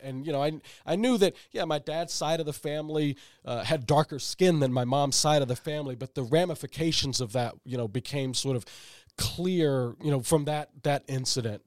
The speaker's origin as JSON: {"language": "English", "town": "St. Louis", "region": "Missouri", "country": "United States", "tie": "born or raised there", "moved": "yes", "said": "I'm originally from Saint Louis, Missouri"}